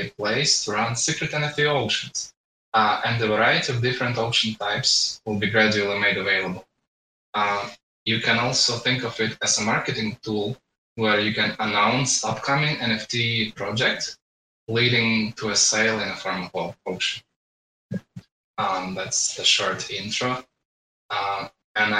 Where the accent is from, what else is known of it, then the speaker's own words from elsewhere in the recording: Latvia; I'm from Latvia